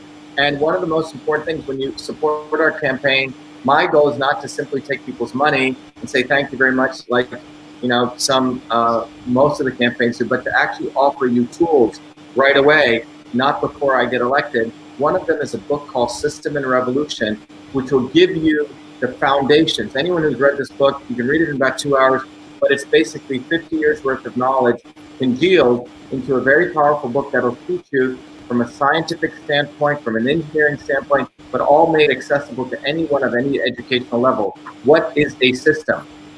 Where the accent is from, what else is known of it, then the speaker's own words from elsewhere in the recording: New Jersey, United States; from New Jersey.